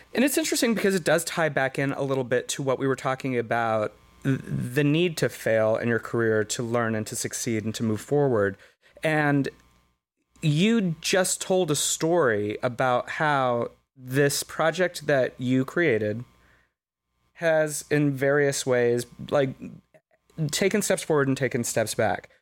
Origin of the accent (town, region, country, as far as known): United States